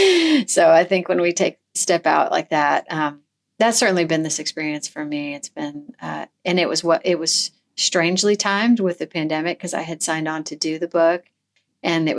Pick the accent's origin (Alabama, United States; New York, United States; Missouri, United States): Missouri, United States; now in Tennessee, United States; I grew up in Missouri